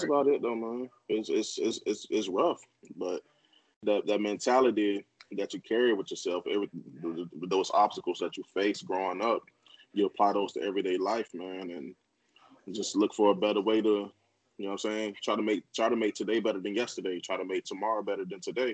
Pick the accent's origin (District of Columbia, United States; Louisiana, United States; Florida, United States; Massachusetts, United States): Florida, United States; Indiantown; I'm from Indiantown